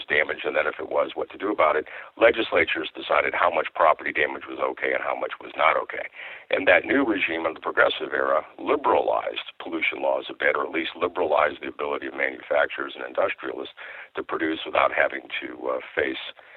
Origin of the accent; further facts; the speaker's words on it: Iowa, United States; I grew up in Iowa